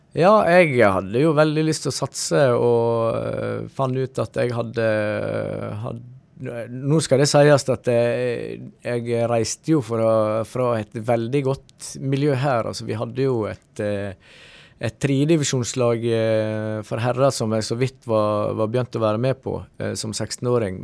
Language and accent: Norwegian; Stryn, Vestland, Norway; also born or lived in Oslo / Elverum / Sogndal / Iceland; da flytta jeg hjem igjen til Stryn